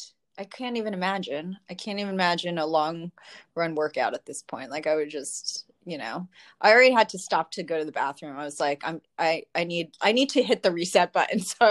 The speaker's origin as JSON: {"language": "English", "region": "New Jersey", "country": "United States", "tie": "born or raised there", "said": "You grew up in Jersey, like me"}